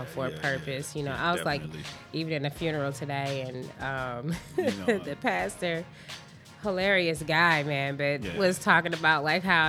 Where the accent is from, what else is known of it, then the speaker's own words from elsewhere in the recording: Flint, Michigan, United States; we both was born and raised in Flint.